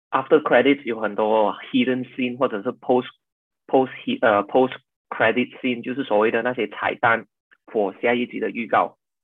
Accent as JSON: {"language": "Chinese", "town": "Ampang", "region": "Selangor", "country": "Malaysia", "tie": "born or raised there", "also_born_or_lived": "Boston, United States", "moved": "as an adult", "lives_now": "Los Angeles, United States", "said": "我本身出生在，呃，雪兰莪安邦，就是很出名客家羊肉铺的那边"}